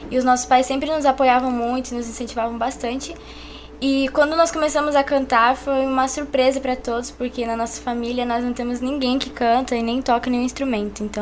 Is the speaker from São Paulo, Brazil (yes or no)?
no; Joinville, Santa Catarina, Brazil; nós somos gêmeos, temos 15 anos e nascemos aqui mesmo em Joinville.